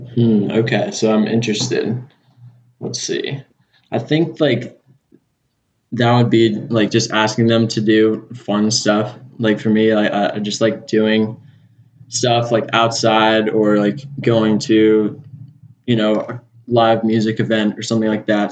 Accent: Manhattan Beach, California, United States; accent: California accent; moved away as an adult; now in Auburn, United States; growing up in Southern California

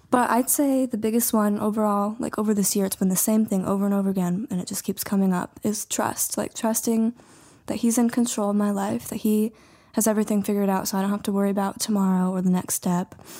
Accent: Whitehall, Montana, United States; moved away as an adult; now in Butte, United States; I am from Whitehall, Montana, really small town, and then, so now I currently live in Butte.

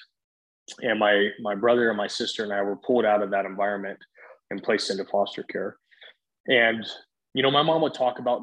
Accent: Columbus, Ohio, United States; moved away as an adult; also born or lived in Southern Oregon; I was born in Columbus, Ohio. I'm actually from the Midwest. I mean, that's where I live most of my life

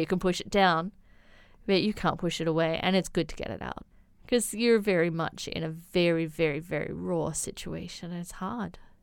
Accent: Blue Mountains, New South Wales, Australia; moved away as an adult; now in China; I come from the Blue Mountains in Australia

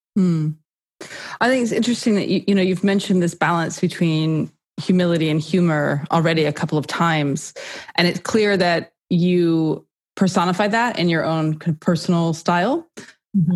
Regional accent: California, United States; accent: American; moved away as an adult; also born or lived in New York City, United States; now in United Kingdom; American, as you can tell from the accent. I grew up in California

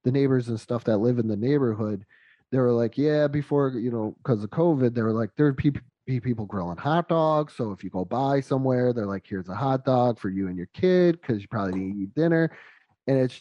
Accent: Western New York, United States; moved away; We're both from the north. I'm from Western New York.

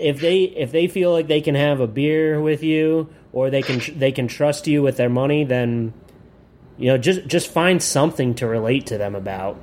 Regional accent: Williamsport, Pennsylvania, United States; Yeah, I'm from Williamsport.

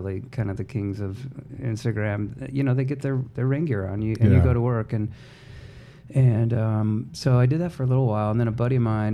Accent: Seattle, Washington, United States; moved away as an adult; also born or lived in California / Hawaii; now in Arizona, United States; I grew up in Seattle. I grew up across the sound in West Seattle, it's called

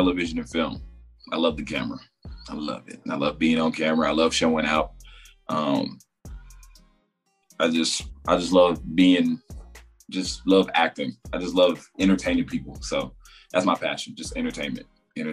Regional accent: Raleigh, North Carolina, United States; also born or lived in Goldsboro, North Carolina; I'm from Raleigh, North Carolina, the real 919.

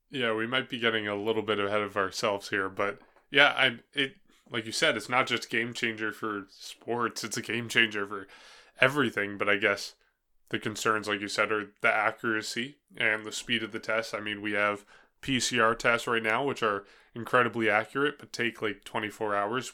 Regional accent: New Hampshire, United States; I'm from New Hampshire

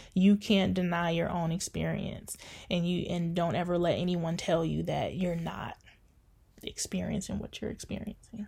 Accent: Detroit, Michigan, United States; now in Grand Rapids, United States; growing up in Detroit.

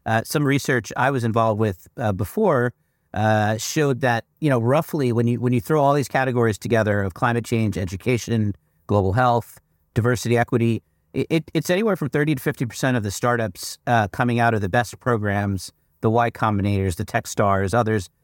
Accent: United States; I'm not an Indian, I'm an American

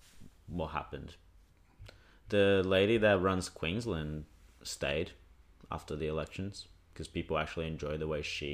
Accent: Brazil; now in Australia; I grew up in Brazil

